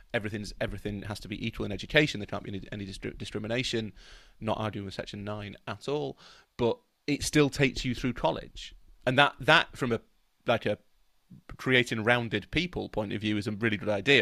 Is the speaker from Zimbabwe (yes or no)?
no; England, United Kingdom; we're all British